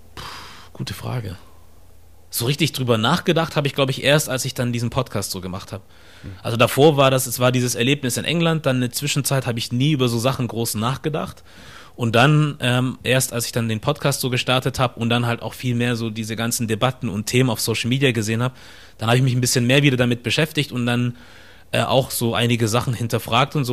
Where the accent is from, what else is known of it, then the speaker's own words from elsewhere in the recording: Ostfildern, Baden-Württemberg, Germany; moved away as an adult; now in Hamburg, Germany; ich komme aus Stuttgart ursprünglich, aus der Nähe von Stuttgart, Ostfildern, um genau zu sein äh, hier in Deutschland geboren